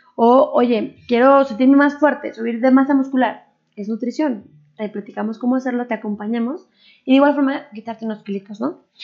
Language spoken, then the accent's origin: Spanish; Mexico; also born or lived in Japan; yo era la exótica mexicana